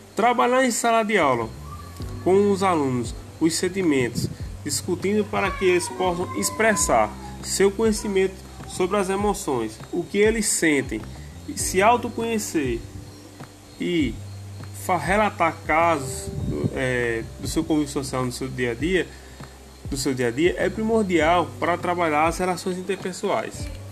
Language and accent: Portuguese; Brazil; sou da cidade de São Luís do Peixe